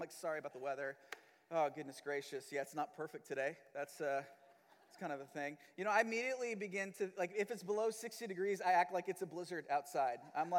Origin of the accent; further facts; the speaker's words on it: Manila, Metro Manila, Philippines; moved away; also born or lived in Missouri; and me and my family have lived in Missouri the last 15 years, but I'm not originally from Missouri. I was actually born and raised in Manila, Philippines.